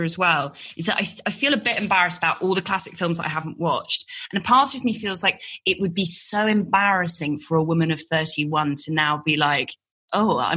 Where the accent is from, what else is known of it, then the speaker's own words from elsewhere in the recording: London, United Kingdom; I grew up in London